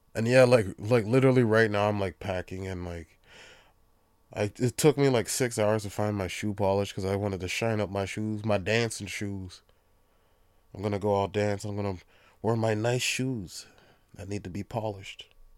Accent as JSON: {"language": "English", "country": "Jamaica", "said": "being Jamaican, Um, pretty much, I'd say ninety percent of my family is Christian"}